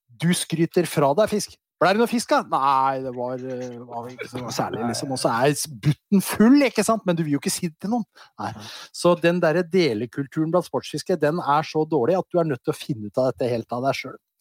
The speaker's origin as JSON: {"language": "Norwegian", "region": "Western Norway", "country": "Norway", "tie": "born or raised there", "said": "Jeg vokste opp på Vestlandet"}